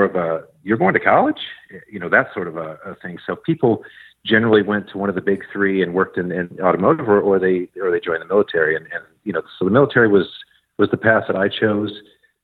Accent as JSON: {"language": "English", "area": "just outside of Detroit", "region": "Michigan", "country": "United States", "tie": "born or raised there", "moved": "as an adult", "lives_now": "Northern Virginia, United States", "said": "I grew up just outside of Detroit, Michigan, in southeastern Michigan"}